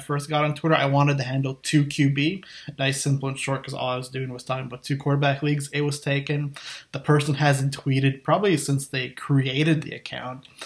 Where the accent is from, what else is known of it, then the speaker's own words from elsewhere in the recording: Canada; I'm from Canada